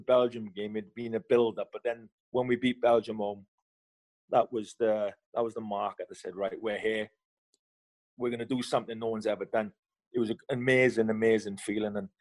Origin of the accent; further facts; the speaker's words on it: Wales, United Kingdom; I'm Welsh